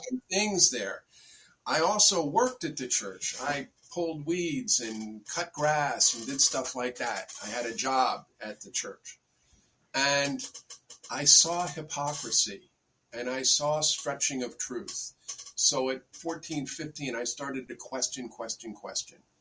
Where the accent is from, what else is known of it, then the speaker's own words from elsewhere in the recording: Bedford, New York, United States; I grew up in Bedford, New York